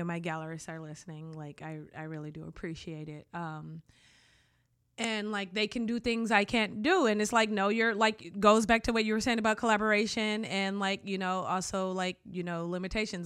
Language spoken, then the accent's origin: English; Detroit, Michigan, United States; I grew up in Detroit